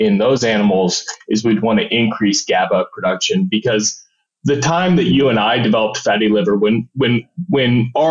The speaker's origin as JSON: {"language": "English", "town": "Julesburg", "region": "Colorado", "country": "United States", "moved": "yes", "lives_now": "Arizona, United States", "said": "a small town, Julesburg, Colorado, in the northeast corner"}